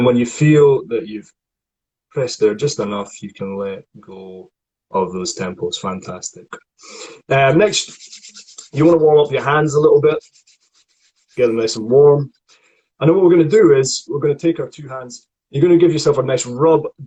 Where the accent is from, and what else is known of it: Scotland, United Kingdom; accent: Scottish